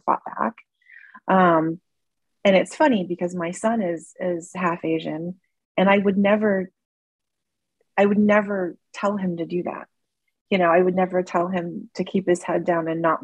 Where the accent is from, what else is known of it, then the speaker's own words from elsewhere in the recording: Toronto, Ontario, Canada; growing up in Toronto